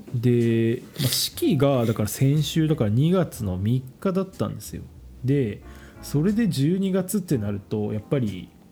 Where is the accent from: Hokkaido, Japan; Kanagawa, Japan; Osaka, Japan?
Kanagawa, Japan; 僕実家神奈川の方